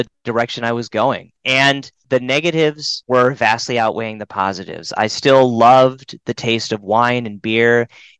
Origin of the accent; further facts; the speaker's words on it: Cedar Falls, Iowa, United States; now in Twin Cities, United States; the street that I grew up on back in Cedar Falls